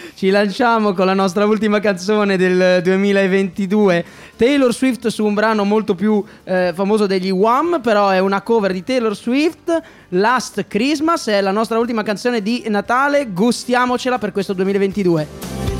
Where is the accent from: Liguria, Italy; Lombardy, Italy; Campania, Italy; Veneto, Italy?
Liguria, Italy; sono ligure